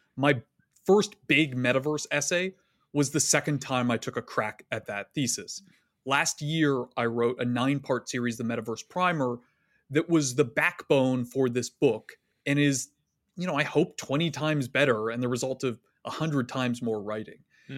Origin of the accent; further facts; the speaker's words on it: Canada; accent: Canadian; moved away as an adult; now in United States; I grew up in Canada from a fairly liberal family